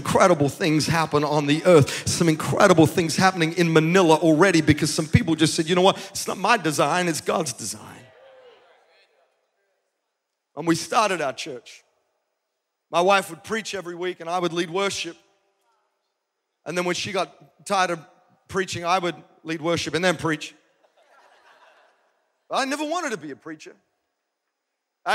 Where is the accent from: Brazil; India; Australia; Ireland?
Australia; Adelaide, South Australia; also born or lived in Melbourne, Australia; now in Nashville, United States; I'm a kid from Adelaide who moved to Melbourne